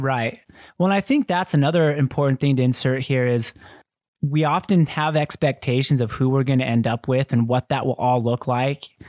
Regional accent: Kaysville, Utah, United States; also born or lived in Argentina; I was raised in Kaysville, Utah, like white Mormon capital of the world

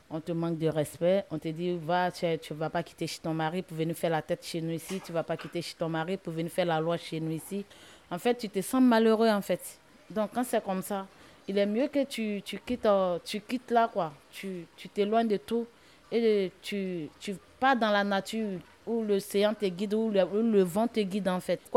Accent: Côte d’Ivoire; moved away; Je viens de la Côte d'Ivoire. Je suis arrivée ici en 2019, fin 2019.

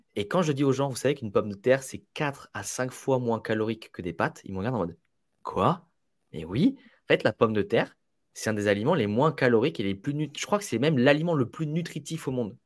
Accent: Italy; je suis italien

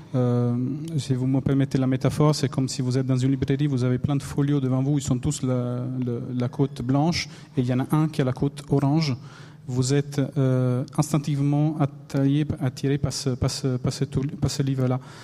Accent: Italy; accent: Italian; French is a second language; moved away; mon accent italien

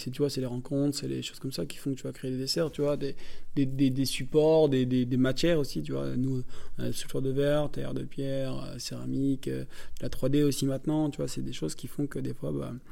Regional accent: Hauts-de-France, France; moi je suis du Nord, et puis moi, la pomme de terre, euh, la base, quoi.

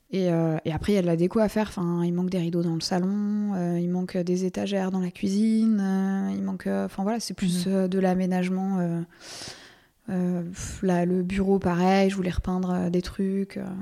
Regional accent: Versailles, Île-de-France, France; also born or lived in Paris; now in Colombes, France; j'ai grandi à Versailles, mais j'ai vécu très, très, très longtemps à Paris

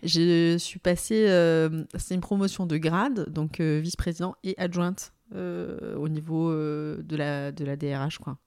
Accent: southern France, France; also born or lived in Aix-en-Provence; Moi, je suis une sudiste

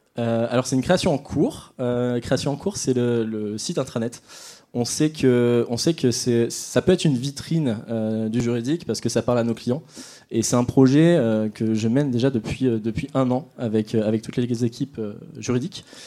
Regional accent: Nord, Hauts-de-France, France; toujours au Nord, vous aurez compris, je suis nordiste

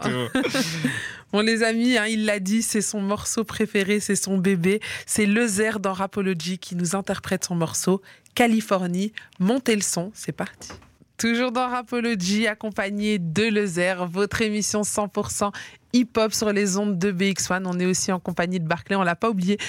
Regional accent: Liège, Wallonia, Belgium; also born or lived in Brussels; je viens de Liège de base et j'étais à l'école à Bruxelles

